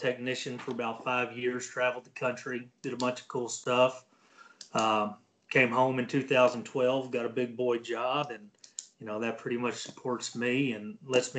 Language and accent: English; Texas, United States; born and raised in Texas